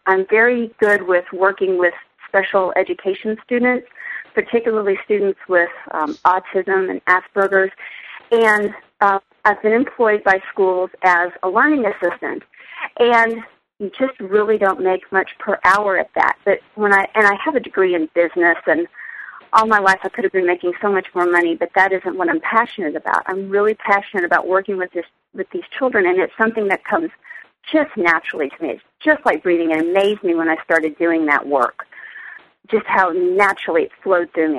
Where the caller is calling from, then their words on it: Dallas, Texas, United States; I'm calling from Dallas, Texas